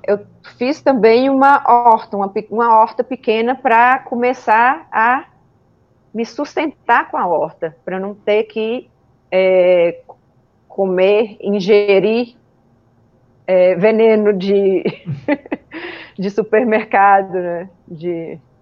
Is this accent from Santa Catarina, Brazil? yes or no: no; Montes Claros, Minas Gerais, Brazil; eu sou de Montes Claros, nasci aqui, norte de Minas